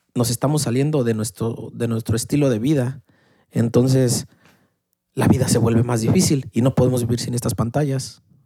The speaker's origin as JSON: {"language": "Spanish", "country": "Mexico", "said": "la clásica familia mexicana"}